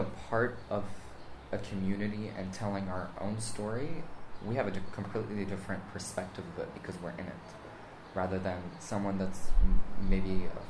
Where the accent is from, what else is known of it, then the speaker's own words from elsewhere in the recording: United States; even though I was raised in America, I was raised in an extremely Lebanese family.